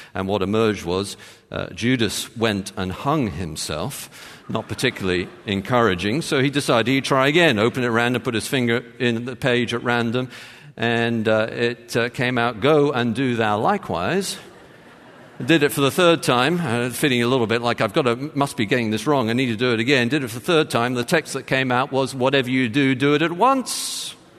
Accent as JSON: {"language": "English", "region": "England", "country": "United Kingdom", "moved": "yes", "said": "I joke, England."}